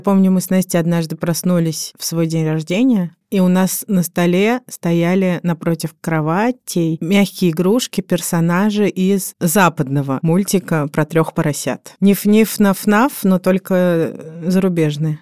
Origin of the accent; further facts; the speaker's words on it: Moscow, Russia; Я родилась в 1986 году в Москве, столице СССР на тот момент.